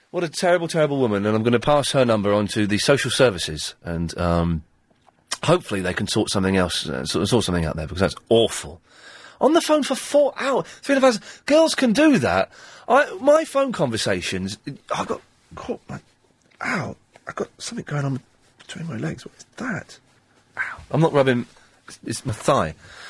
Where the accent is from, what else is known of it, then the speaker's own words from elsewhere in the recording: London, United Kingdom; It's a lot of fun being a Cockney, but it's more fun watching Cockneys.